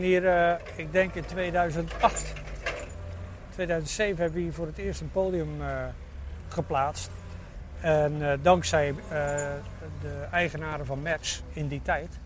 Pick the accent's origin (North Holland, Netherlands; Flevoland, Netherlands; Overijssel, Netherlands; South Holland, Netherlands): South Holland, Netherlands; Zwijndrecht; also born or lived in Alblasserdam; now in Dordrecht, Netherlands; In Zwijndrecht, nee, in Zwijndrecht, daar kwam ik vandaan. Ik ben geboren in Alblasserdam.